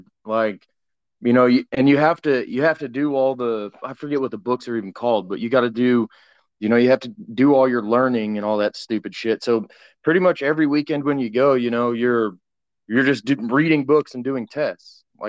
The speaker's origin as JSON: {"language": "English", "region": "Washington", "country": "United States", "also_born_or_lived": "Oregon", "lives_now": "Texas, United States", "said": "Well, I live in Texas now. But I was from all over Washington, Oregon, all over the place."}